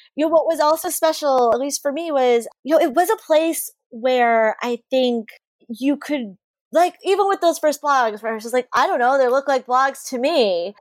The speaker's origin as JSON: {"language": "English", "region": "South Florida", "country": "United States", "tie": "born or raised there", "said": "I grew up in South Florida."}